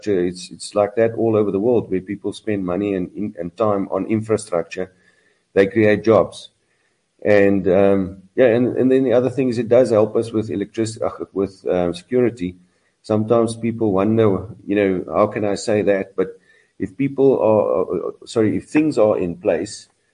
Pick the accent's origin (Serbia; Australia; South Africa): South Africa; I'm from South Africa.